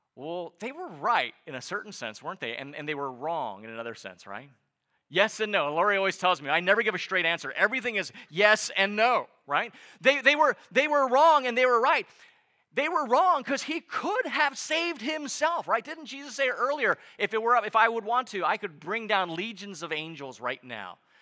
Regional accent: United States; as an American

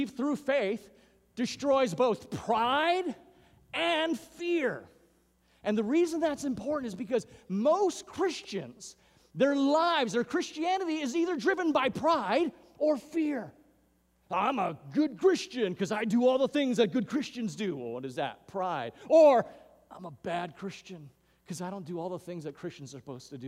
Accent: Hawaiian Islands, United States; moved away; Growing up in the Hawaiian Islands

